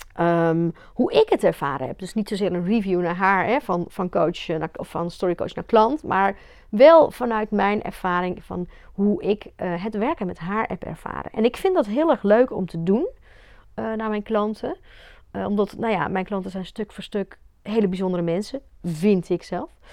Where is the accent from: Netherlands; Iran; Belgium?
Belgium; ik ben in België opgegroeid met het hele katholieke gedoe